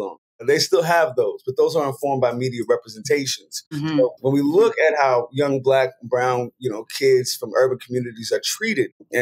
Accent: San Francisco, California, United States; I'm from San Francisco, Hunters Point

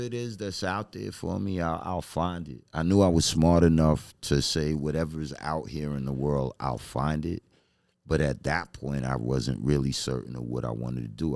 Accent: New York City, New York, United States; I grew up in Flushing

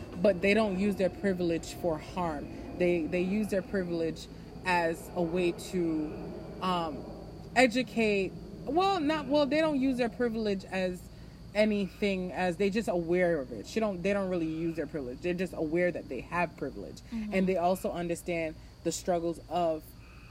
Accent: New Jersey, United States; Growing up in New Jersey

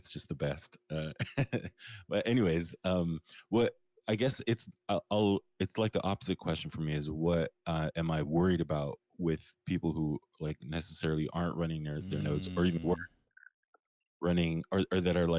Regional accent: Pakistan; You can call me … if you want. I'm actually Pakistani.

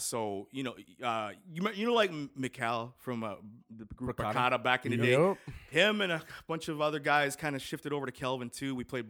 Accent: Winnipeg, Manitoba, Canada; Born and raised in Winnipeg. I'm Elmwood OG

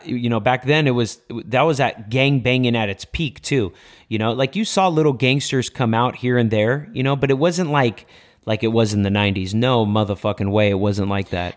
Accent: Los Angeles, California, United States; born and raised in MacArthur Park in downtown Los Angeles on six and Bonnie Bray

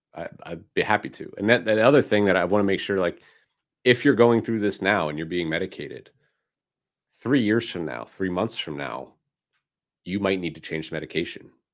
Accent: Philadelphia, Pennsylvania, United States; moved away; my hometown of Philadelphia

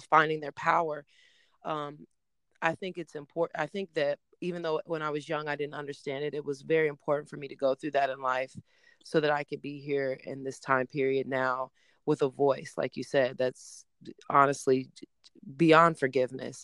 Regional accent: Oklahoma City, Oklahoma, United States; also born or lived in Tulsa, Oklahoma / Los Angeles; now in New York, United States; born in Tulsa, but grew up in Oklahoma City, um, and now live in New York

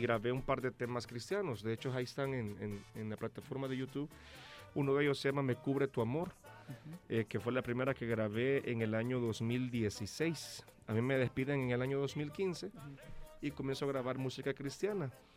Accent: El Salvador; yo vengo desde El Salvador

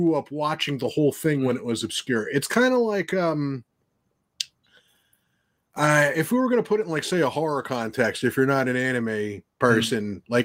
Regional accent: New Jersey, United States; I'm a loudmouth from New Jersey

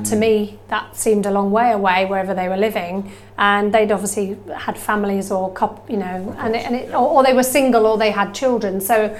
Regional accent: Norfolk, East of England, United Kingdom; moved away as an adult; also born or lived in Norwich; now in Sheffield, United Kingdom; back in my hometown of Norfolk, which was back in Hemsby near Great Yarmouth, little tiny place, very cute beach.

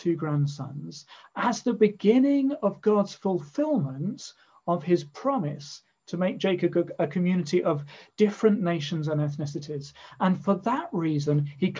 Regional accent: England, United Kingdom; first language English; as an Englishman living in England, I'm so used to my mother tongue being the majority language.

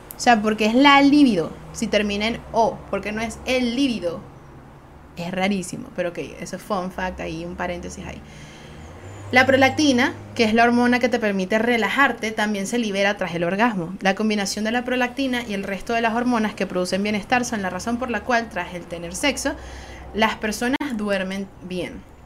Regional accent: Venezuela; Soy una jeva de Venezuela

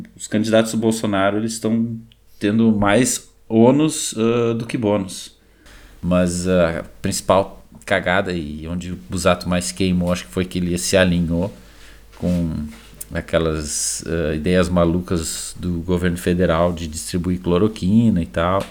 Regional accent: Canoas, Rio Grande do Sul, Brazil; eu também morei 30 anos da minha vida em Canoas e só. Então, a única cidade que eu posso falar mesmo como minha é Canoas, minha terra

